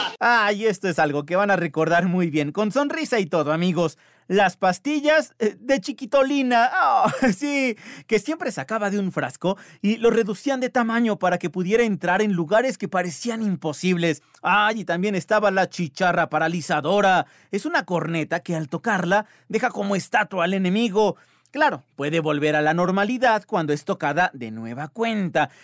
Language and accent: Spanish; Mexico; está en nuestro ADN como mexicanos todo esto